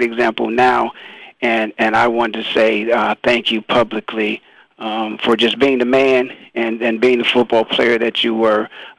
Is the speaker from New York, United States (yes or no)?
no; Canton, Ohio, United States; as a kid, I grew up in Canton, Ohio.